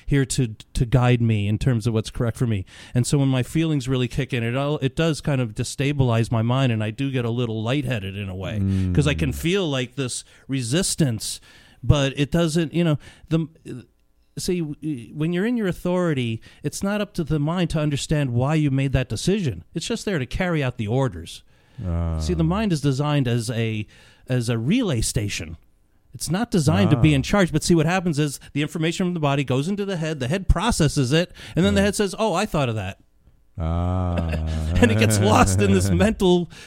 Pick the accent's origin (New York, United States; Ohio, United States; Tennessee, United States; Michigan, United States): New York, United States; I grew up in New York